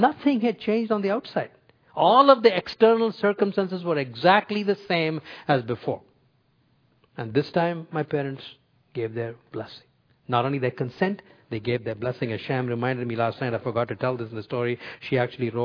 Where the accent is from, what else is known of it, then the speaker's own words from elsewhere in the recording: India; moved away; when I was growing up in India